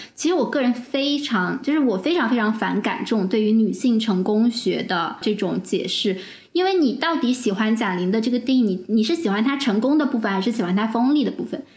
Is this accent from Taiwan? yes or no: no; China; 我们中国人